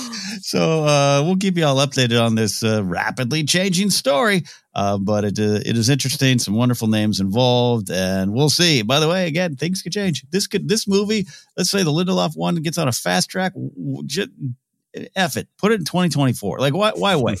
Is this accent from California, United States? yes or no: yes; Central Coast of California, United States; born or raised there; moved away